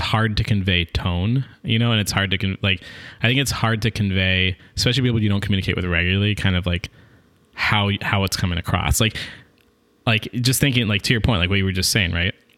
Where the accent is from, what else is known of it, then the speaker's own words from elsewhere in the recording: Seattle, Washington, United States; I'm from Seattle